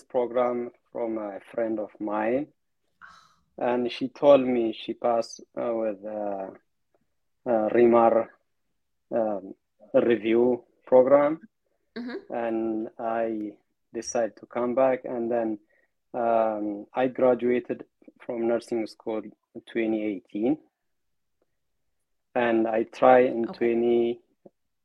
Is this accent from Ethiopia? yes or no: yes; Ethiopia; English is a second language; moved away; I'm from Ethiopia